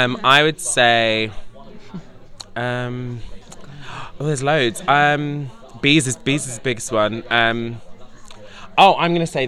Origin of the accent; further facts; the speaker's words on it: Scotland, United Kingdom; I've been sat next to Lisa all day and I'm Scottish.